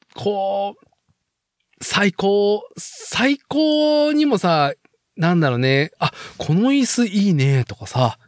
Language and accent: Japanese; Nagoya, Aichi, Japan; now in Chita Peninsula, Japan; 僕、名古屋生まれ、名古屋育ちで、